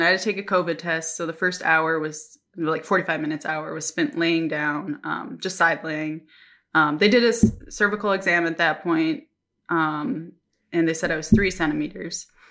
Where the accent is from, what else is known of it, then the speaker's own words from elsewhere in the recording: Minnesota, United States; moved away as an adult; now in Japan; I'm from Minnesota